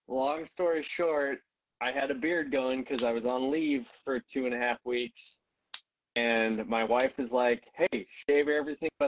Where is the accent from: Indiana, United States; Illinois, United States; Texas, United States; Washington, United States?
Washington, United States; I'm also from Washington, so it's nice being up here